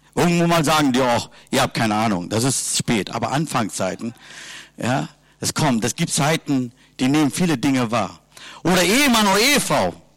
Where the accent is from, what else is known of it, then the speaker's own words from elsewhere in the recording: Sri Lanka; German is a second language; now in Germany; Ich komme aus Sri Lanka